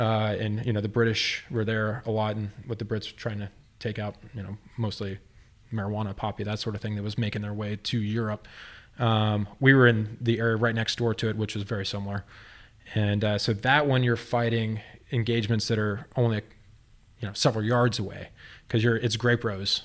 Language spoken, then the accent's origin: English; Texas, United States; moved away as an adult; now in Grants Pass, United States; I'm from Texas